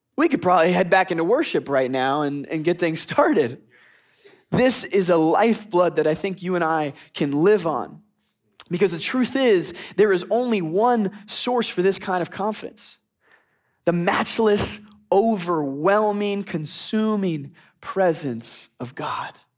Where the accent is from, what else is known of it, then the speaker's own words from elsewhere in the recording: Philadelphia, Pennsylvania, United States; also born or lived in Boston; now in Texas, United States; I'm from the northeast. I'm from Philadelphia. I'm used to snowstorms